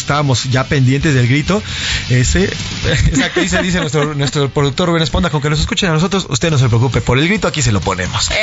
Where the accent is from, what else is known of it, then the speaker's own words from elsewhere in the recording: Mexico; Qué bonito es ser mexicano